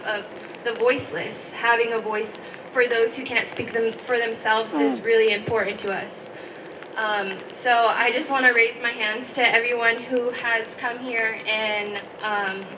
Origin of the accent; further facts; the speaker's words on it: Lummi, Washington, United States; I come from Lummi.